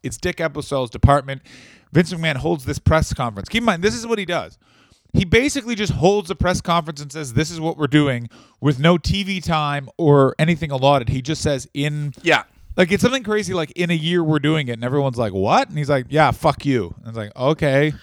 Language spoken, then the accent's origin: English; Ottawa, Ontario, Canada; my hometown Ottawa